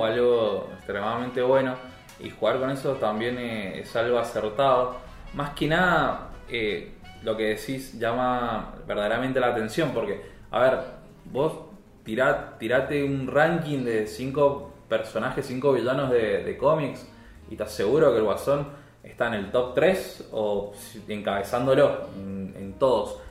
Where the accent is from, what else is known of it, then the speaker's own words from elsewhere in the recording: Argentina; yo como argentino